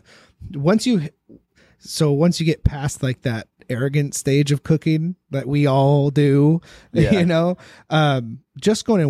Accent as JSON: {"language": "English", "region": "North Idaho", "country": "United States", "tie": "born or raised there", "moved": "as an adult", "said": "I grew up in North Idaho. I moved down here, you know, a little over 10 years ago"}